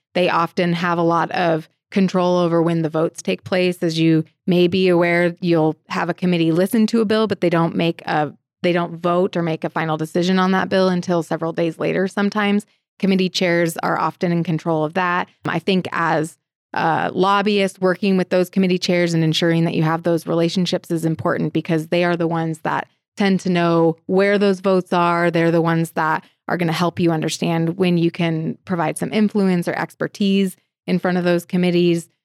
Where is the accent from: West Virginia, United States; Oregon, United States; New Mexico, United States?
Oregon, United States; Portland; also born or lived in Missoula, Montana / Denver, Colorado; now in Helena, United States; I am originally from Portland, Oregon